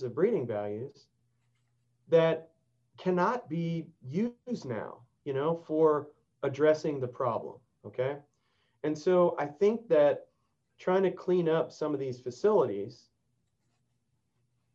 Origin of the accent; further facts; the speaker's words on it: Texas, United States; I've been working on that here in my home state